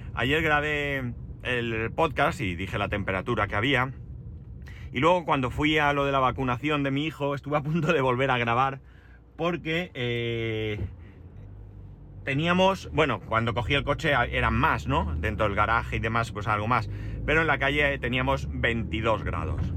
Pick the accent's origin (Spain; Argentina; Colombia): Spain; Alicante, Valencian Community; De Alicante